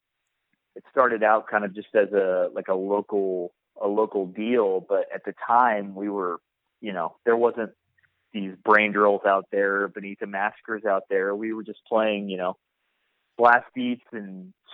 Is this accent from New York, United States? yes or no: no; Portland, Oregon, United States; I grew up playing shows around Portland, and I grew up with this band called American Me